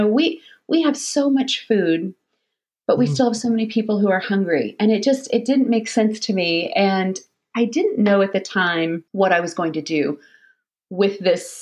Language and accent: English; Florida, United States; also born or lived in Alabama / St. Louis; now in Detroit, United States; Florida, though, is really home for me